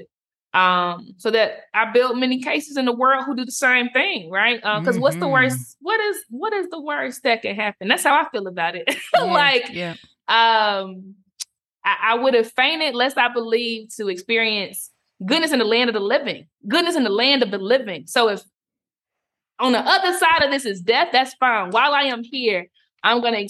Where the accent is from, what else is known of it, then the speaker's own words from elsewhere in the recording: South Carolina, United States; moved away as an adult; also born or lived in Cape Town, South Africa; now in Nairobi, Kenya; I am that girl from South Carolina